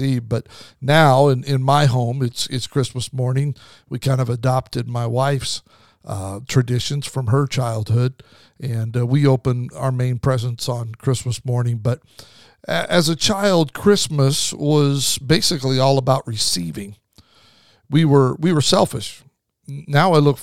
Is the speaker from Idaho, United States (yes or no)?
yes; Idaho, United States; I grew up in Idaho, so usually there was snow